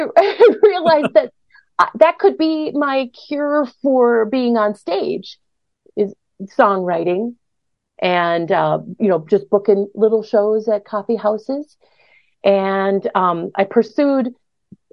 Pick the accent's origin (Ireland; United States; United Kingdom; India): United States; Brooklyn Center, Minnesota; now in Northfield, United States; I grew up in Brooklyn Center